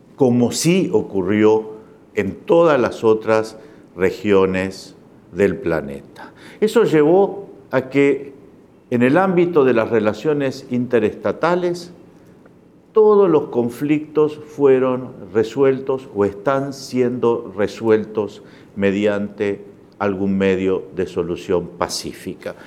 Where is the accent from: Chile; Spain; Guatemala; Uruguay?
Uruguay; soy uruguayo